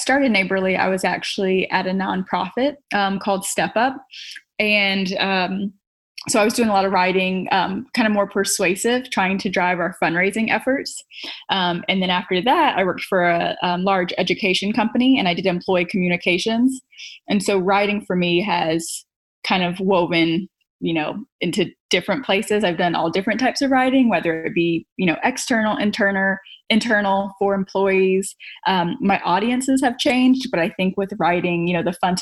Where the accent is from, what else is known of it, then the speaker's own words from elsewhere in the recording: outside of Atlanta, Georgia, United States; moved away; also born or lived in Harlem, New York; Carmel and I were neighbors growing up outside of Atlanta.